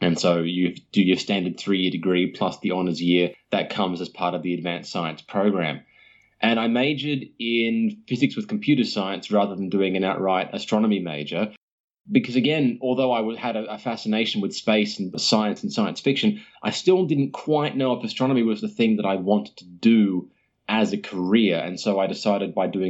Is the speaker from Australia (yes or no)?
yes; Sydney, New South Wales, Australia; also born or lived in Perth; as far as my origins go, I am from Sydney primarily, although I did spend a few years of my youth living in Perth.